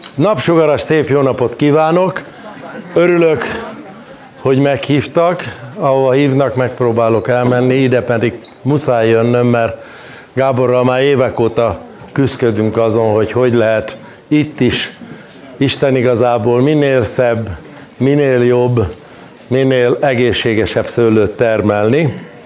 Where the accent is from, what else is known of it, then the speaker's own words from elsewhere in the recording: Cserszegtomaj, Zala, Hungary; Cserszegtomajon, ahol a cserszegi fűszeres is született, ott születtem a szőlők elős közepébe